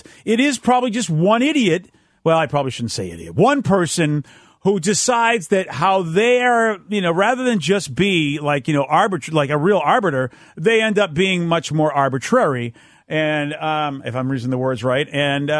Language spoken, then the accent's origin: English; United States; as Americans